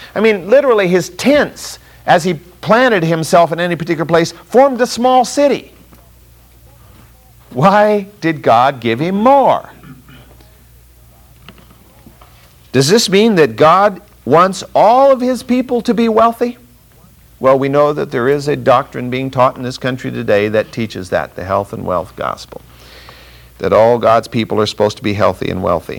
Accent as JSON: {"language": "English", "town": "Fresno", "region": "California", "country": "United States", "tie": "born or raised there", "said": "I grew up in Fresno, California"}